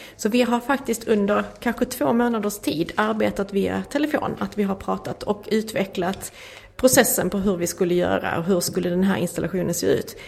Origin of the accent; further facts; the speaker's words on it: Skåne, Sweden; jag kommer ju från Skåne